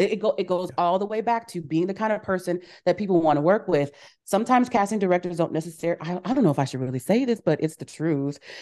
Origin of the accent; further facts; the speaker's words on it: Kansas City, Missouri, United States; I was fourteen, growing up in Kansas City, Missouri